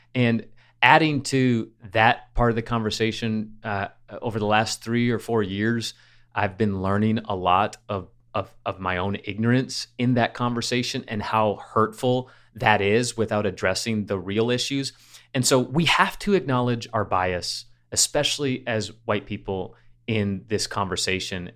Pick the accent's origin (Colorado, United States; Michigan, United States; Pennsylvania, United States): Michigan, United States; growing up in Michigan, we went to Cedar Point